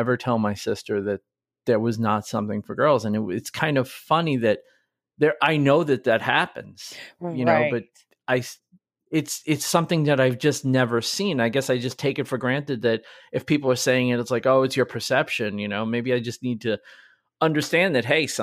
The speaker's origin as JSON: {"language": "English", "region": "New York", "country": "United States", "tie": "born or raised there", "said": "We were raised obviously in New York"}